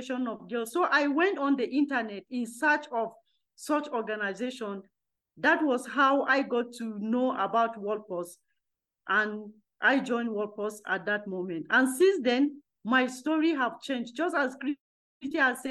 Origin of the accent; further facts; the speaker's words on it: Nigeria; I am coming from Nigeria